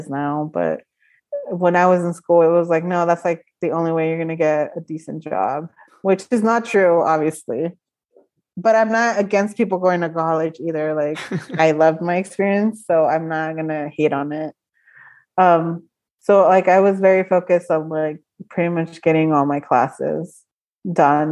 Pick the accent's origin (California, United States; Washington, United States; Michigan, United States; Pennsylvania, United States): California, United States; Stockton; it's the place where I was born and raised.